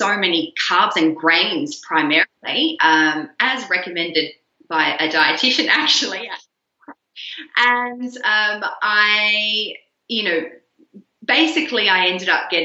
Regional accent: Australia; moved away as an adult; also born or lived in Netherlands / Canberra, Australia; because I grew up mostly in Australia

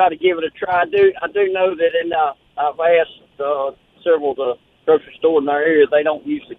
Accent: Laurel, Mississippi, United States; I'm from Laurel.

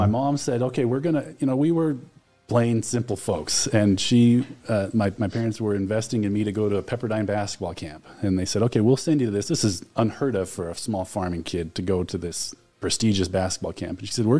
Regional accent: Prosser, Washington, United States; moved away; I grew up in Prosser.

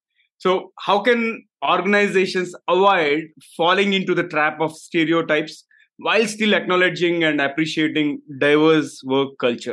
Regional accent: Hyderabad, Telangana, India; I am from Hyderabad, based out of India

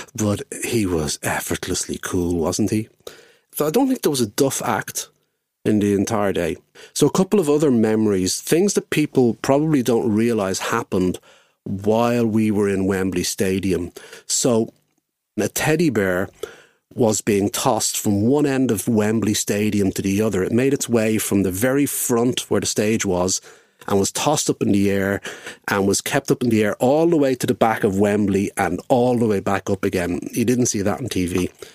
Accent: Dublin, Leinster, Ireland; I'm from Dublin and was, of course, living in Dublin at the time

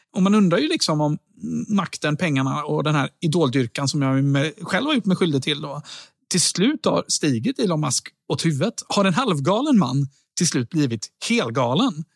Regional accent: Sweden; jag då som svensk

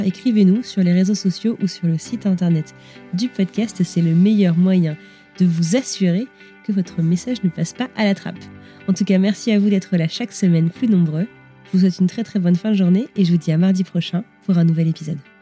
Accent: Brittany, France; je suis bretonne

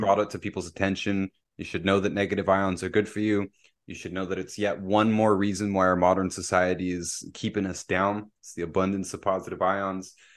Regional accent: Pickering, Ontario, Canada; moved away; also born or lived in Windsor; I grew up down in Bay Ridges, right, where we're next to the bay

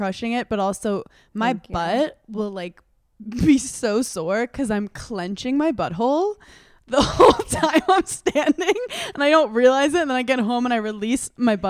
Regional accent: Brooklyn, New York, United States; Growing up in Park Slope, Brooklyn, everyone was like, what's your name?

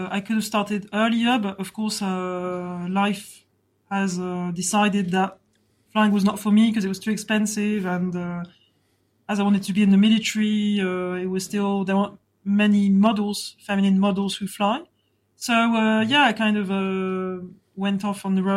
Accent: France; accent: French; English is a second language; also born or lived in Rugby, England; I was born in rugby and I came to France when I was 3 years old. So I was brought up in France during 37 years until now.

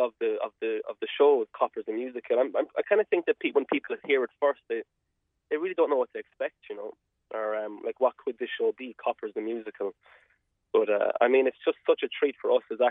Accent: Rathcormac, Munster, Ireland; I'm from Rathcormac in County Cork

